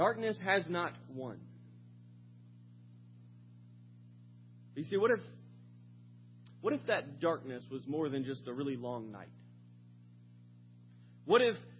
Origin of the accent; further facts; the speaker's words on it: Sumter, South Carolina, United States; moved away; As a child, I grew up in Sumter, South Carolina for a number of early years.